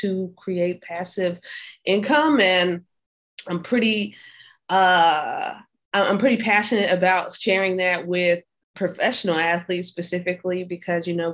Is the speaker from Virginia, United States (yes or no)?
yes; Hampton, Virginia, United States; moved away as an adult; also born or lived in Miami, Florida; I'm from Hampton, Virginia. I went to college in Hampton, Virginia